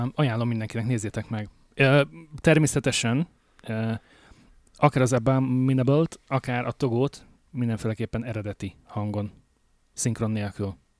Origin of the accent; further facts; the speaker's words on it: Hungary; moved away as an adult; now in Alberta, Canada; Magyarországról jöttem, hogy itt élek már hát négy-öt éve